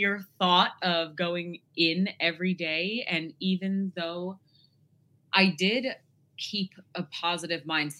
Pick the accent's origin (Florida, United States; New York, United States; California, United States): New York, United States; I am 32. I have yet to grow up and I'm from New York.